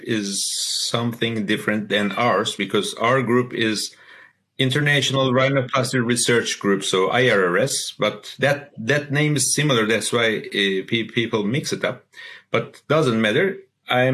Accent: Istanbul, Turkey; I'm from Turkey, Istanbul

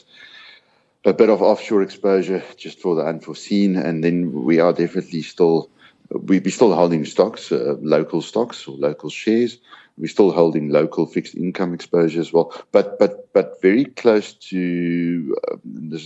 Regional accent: South Africa; being South African

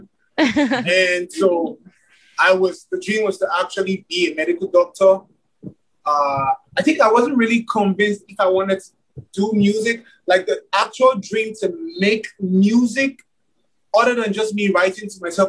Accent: Nigeria; I'm from Nigeria, and I make Afrobeat music

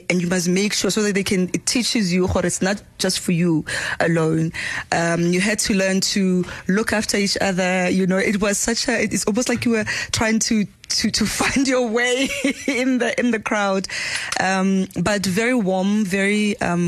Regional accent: Pilanesberg, North West, South Africa; I was born in Ruling, Kwarasarabani, Pilanesberg. Most people know it as Pilanesberg. Very rural at the time.

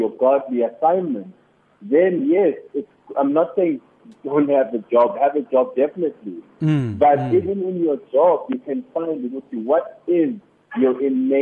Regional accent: Durban, KwaZulu-Natal, South Africa; now in Johannesburg, South Africa; I grew up in Durban. I grew up in Durban.

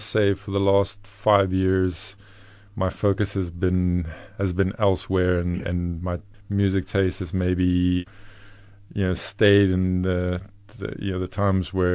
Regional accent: Bloemfontein, Free State, South Africa; English is a second language; moved away as an adult; also born or lived in Tucson, Arizona, United States / Gauteng; now in Western Cape, South Africa; I was born in Bloemfontein. Lived there until I was 18 years old

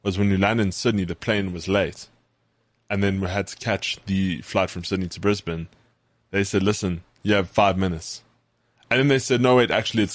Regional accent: South Africa; accent: South African; my South African accent

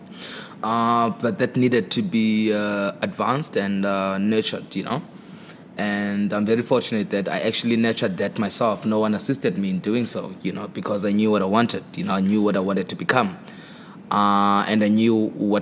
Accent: Eastern Cape, South Africa; moved away; also born or lived in Durban; I'm from a place called Ingalane in the Eastern Cape. You know, it's rural place, a village, so to say. That's where I'm from, raised by my grandmother, and later on moved to Durban

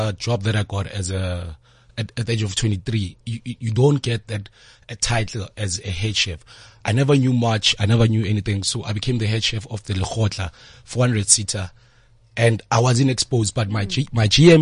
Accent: Free State, South Africa; now in Soweto, South Africa; I'm from Freedom Free State

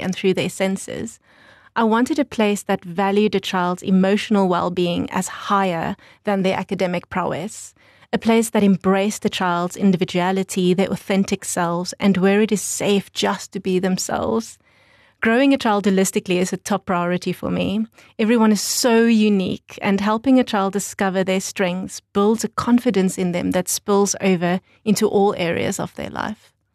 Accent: Windhoek, Khomas, Namibia; also born or lived in New Zealand; I grew up in Windhoek

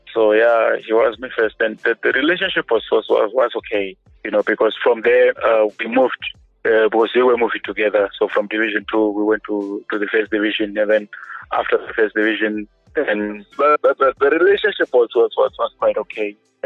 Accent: Gweru, Midlands, Zimbabwe; also born or lived in Bulawayo; I grew up in Ngweru

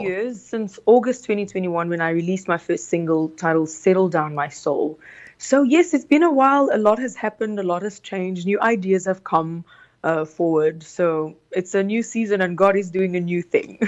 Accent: South Africa; English is a second language; also born or lived in Congo; I was raised in South Africa, born in the Congo. We came when I was about nine years old to South Africa

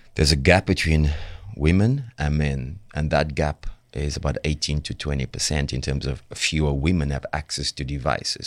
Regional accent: Cape Town, Western Cape, South Africa; accent: thick Cape Flat slash Joburg North; I'm from the Cape Flats.

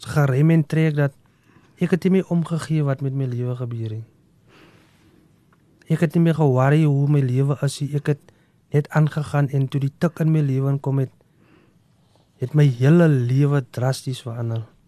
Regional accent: South Africa; Ek is afkomstig van Verliesdorp. Ek het groot geraak op 'n plaasie

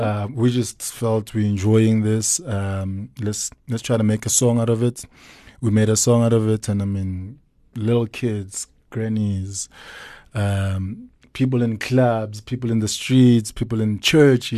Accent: Soweto, Gauteng, South Africa; I'm born in Soweto, Diep Kloof, grew up in Dobsonville. Uh, spent most of my life there.

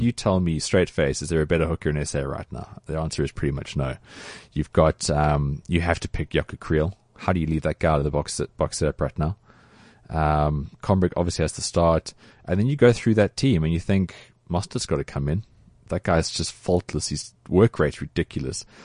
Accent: South Africa; as a South African

